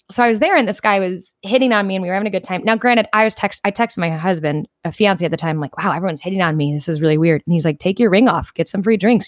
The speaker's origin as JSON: {"language": "English", "region": "New York", "country": "United States", "said": "I said, \"New York.\""}